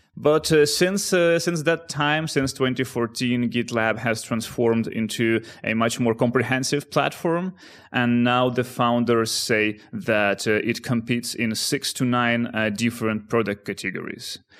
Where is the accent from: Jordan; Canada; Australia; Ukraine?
Ukraine; also born or lived in Netherlands; now in Amsterdam, Netherlands; one guy from my hometown in Ukraine and another, uh, from the Netherlands where I live right now